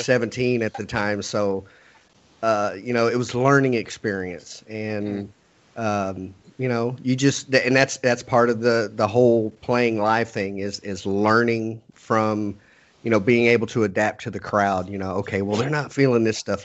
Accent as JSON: {"language": "English", "region": "Texas", "country": "United States", "said": "we're all crazy Texans down here"}